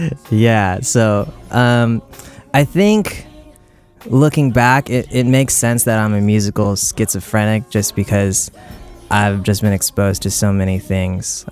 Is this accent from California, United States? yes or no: yes; South Bay Area, California, United States; also born or lived in Oakland, California; I was born in Oakland, California, on a naval base, and I grew up kind of just like in the South Bay Area